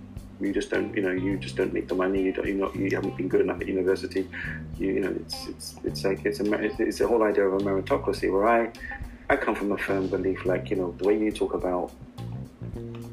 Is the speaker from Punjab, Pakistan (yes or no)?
no; Karachi, Sindh, Pakistan; I grew up in Karachi with my mom's brother